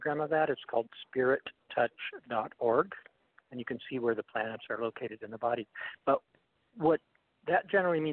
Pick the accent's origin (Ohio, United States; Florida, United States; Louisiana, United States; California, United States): California, United States; Los Angeles; also born or lived in Oregon; I was born in L.A. too, at Hollywood Presbyterian